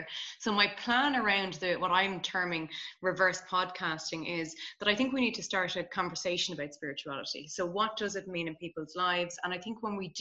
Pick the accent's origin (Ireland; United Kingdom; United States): Ireland; I'm Irish.